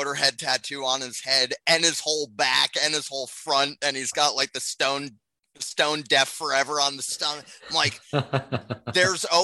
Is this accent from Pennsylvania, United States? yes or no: yes; Philadelphia, Pennsylvania, United States; I flew here from Philly just for the show.